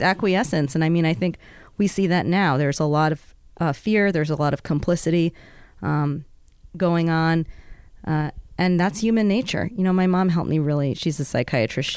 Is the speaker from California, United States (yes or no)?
no; New York City, New York, United States; moved away as an adult; also born or lived in Bethel, Alaska; now in Juneau, United States; growing up in the South Bronx